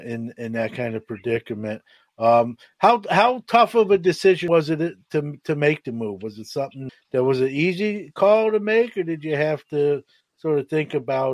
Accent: New York City, New York, United States; moved away; I'm originally from New York City.

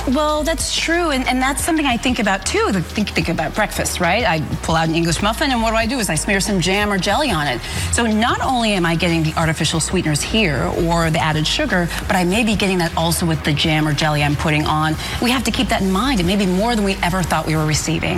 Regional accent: Davenport, Iowa, United States; now in New Jersey, United States; I'm from Davenport, Iowa, which is right on the eastern border

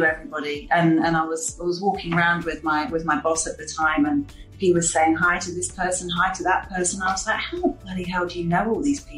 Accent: London, United Kingdom; moved away as an adult; now in Palma, Spain; I grew up in London.

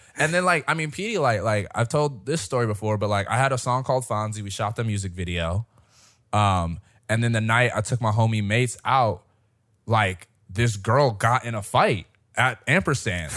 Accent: Detroit, Michigan, United States; now in Fort Worth, United States; in Michigan, we had the M M E, 'cause I'm from Detroit.

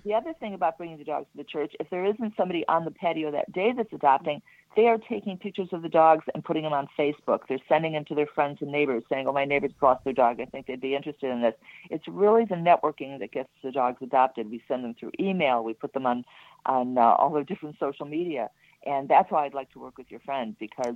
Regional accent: Chicago, Illinois, United States; I'm from Chicago

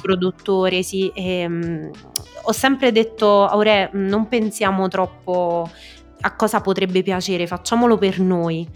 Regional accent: Molise, Italy; moved away as an adult; also born or lived in Rome; appena uscita fuori dal mio paesino, dal Molise

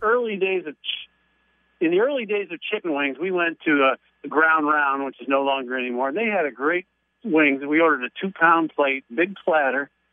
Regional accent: Baltimore, Maryland, United States; moved away; I, I, uh, lived in Baltimore. That's my hometown.

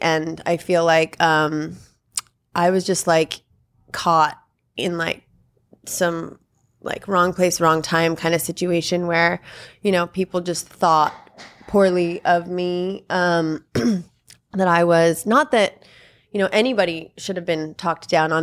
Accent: Malibu, California, United States; I grew up in Malibu. I went to Malibu High

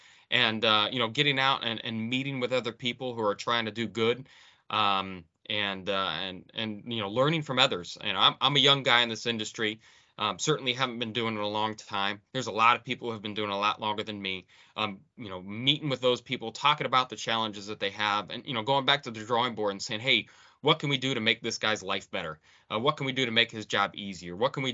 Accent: Akron, Ohio, United States; So, I grew up in Akron, Ohio, playing a lot of basketball.

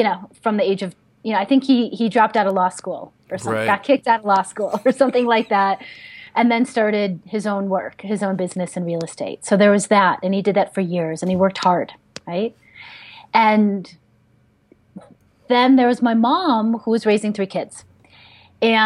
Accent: Chicago, Illinois, United States; now in Boulder, United States; I was born in Chicago, Illinois. And I grew up in the city in Boys Town, in Chicago

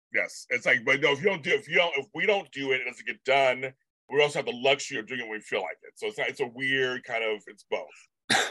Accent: United States; I'm from America.

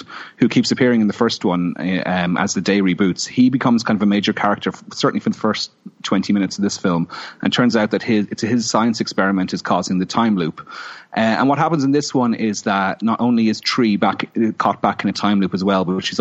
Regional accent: Ireland; being Irish

